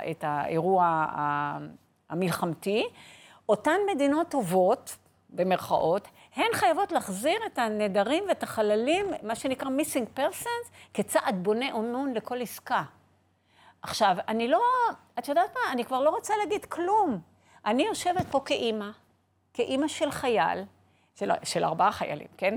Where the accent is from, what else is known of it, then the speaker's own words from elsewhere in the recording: Haifa, Haifa District, Israel; גדלתי בחיפה